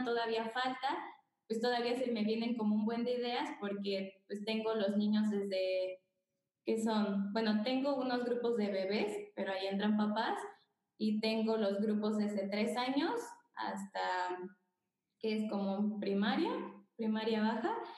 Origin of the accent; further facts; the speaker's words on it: Querétaro, Mexico; soy de Querétaro